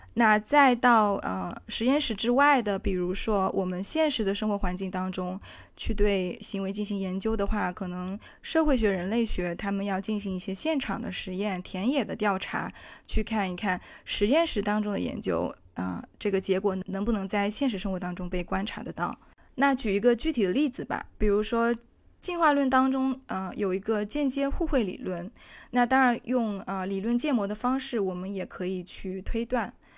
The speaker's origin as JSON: {"language": "Chinese", "country": "China", "moved": "yes", "lives_now": "Amsterdam, Netherlands", "said": "在我们中国人的群体当中"}